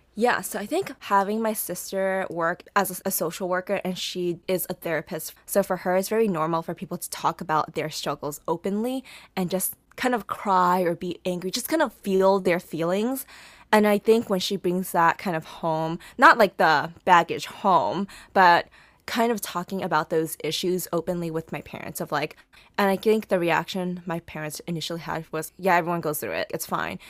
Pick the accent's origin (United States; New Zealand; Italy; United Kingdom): United States; growing up as an Asian American woman